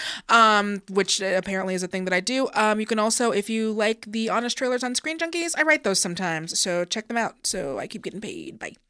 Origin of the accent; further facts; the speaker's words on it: Seattle, Washington, United States; I'm from Seattle